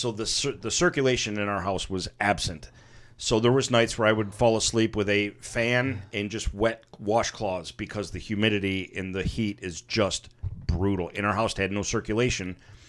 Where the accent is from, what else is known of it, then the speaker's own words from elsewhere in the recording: Michigan, United States; now in Florida, United States; Growing up in Michigan, obviously winters are brutal and stuff.